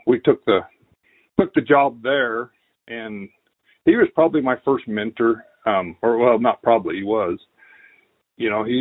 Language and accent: English; Twin Falls, Idaho, United States; I grew up in Twin Falls, Idaho. Born there and graduated high school there.